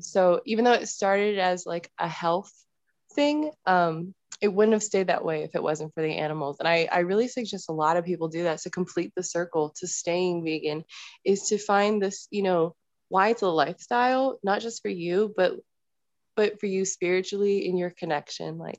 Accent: Northern Virginia, United States; now in Colorado, United States; I'm originally from the Northern Virginia area. I moved to Colorado and that's where I'm hanging out now

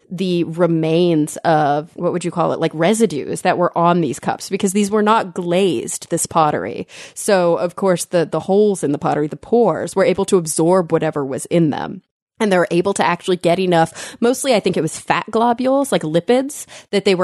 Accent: Texas, United States; I'm a Texan.

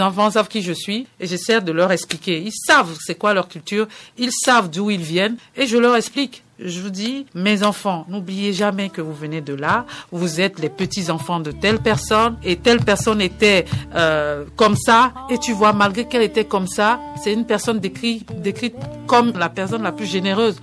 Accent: Lomé, Maritime, Togo; moved away; also born or lived in Benin; À Lomé, dans mon quartier à Kodjoviakopé

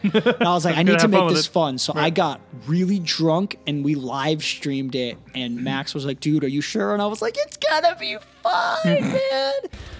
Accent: Jamaica; I made it because I'm Jamaican, but I look white.

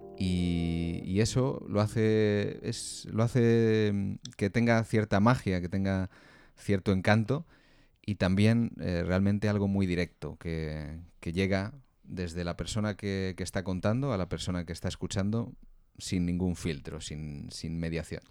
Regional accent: Valladolid, Castile and León, Spain; yo soy de una ciudad pequeña, soy de Valladolid

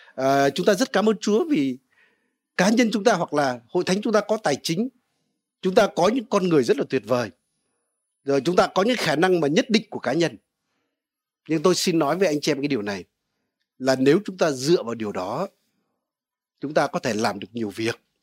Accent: Vietnam; quê tôi ở cạnh sông đáy

